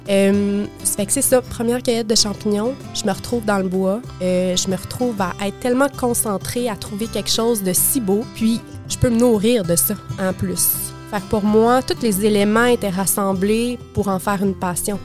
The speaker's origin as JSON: {"language": "French", "town": "Quebec City", "region": "Quebec", "country": "Canada", "tie": "born or raised there", "also_born_or_lived": "Montreal", "moved": "as an adult", "lives_now": "Gaspésie, Canada", "said": "J'ai grandi à Québec"}